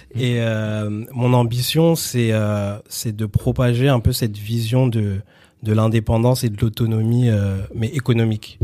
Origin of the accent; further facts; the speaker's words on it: Villiers-le-Bel, Île-de-France, France; also born or lived in Sarcelles / Garges-lès-Gonesse / Saint-Denis; j'ai grandi à Villiers-le-Bel